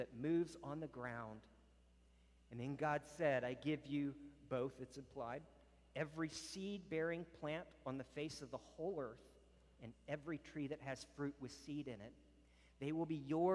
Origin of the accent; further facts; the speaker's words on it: Virginia, United States; moved away; I was from Virginia